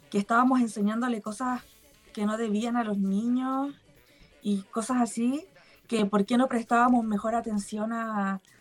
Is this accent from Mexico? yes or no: no; Quillota, Valparaíso, Chile; Sí, nací y criada acá. Eh, en Quillota. De La Palma, del, del campito.